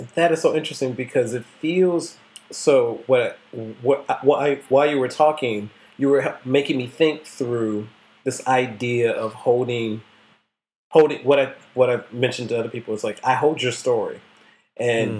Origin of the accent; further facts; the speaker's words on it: the North, United States; I grew up in the North